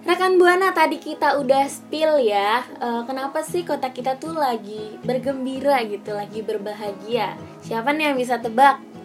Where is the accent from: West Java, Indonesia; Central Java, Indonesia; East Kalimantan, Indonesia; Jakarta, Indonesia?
Jakarta, Indonesia; kita juga warga Jakarta